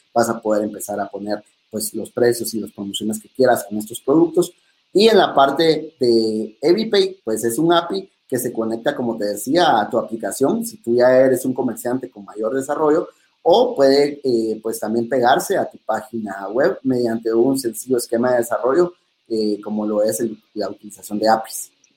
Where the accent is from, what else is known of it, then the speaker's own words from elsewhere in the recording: Guatemala; como buenos guatemaltecos